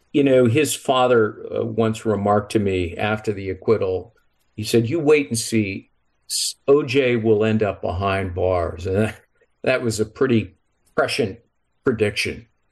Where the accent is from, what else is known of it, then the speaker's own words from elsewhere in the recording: Los Angeles, California, United States; also born or lived in San Marino, California; I grew up in Los Angeles